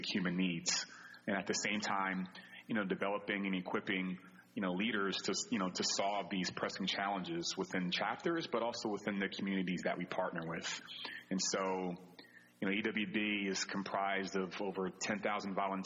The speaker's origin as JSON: {"language": "English", "region": "New Jersey", "country": "United States", "tie": "born or raised there", "also_born_or_lived": "Philadelphia area", "moved": "as an adult", "lives_now": "New York City, United States", "said": "I grew up in the South Jersey area"}